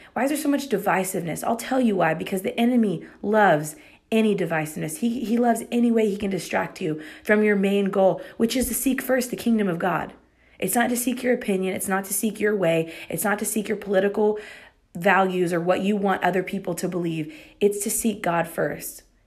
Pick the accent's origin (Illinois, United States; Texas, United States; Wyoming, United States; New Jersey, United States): Texas, United States; I'm proud to be a Texan